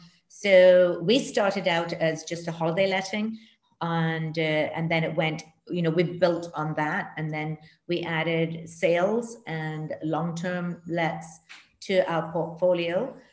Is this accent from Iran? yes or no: no; Trinidad & Tobago; moved away as an adult; also born or lived in Canada; now in Barbados; I was born in Trinidad and Tobago, and my mommy is from Trinidad and my daddy's from Barbados. So I was schooled, grew up in Trinidad and went to university in Canada. And then I moved to Barbados.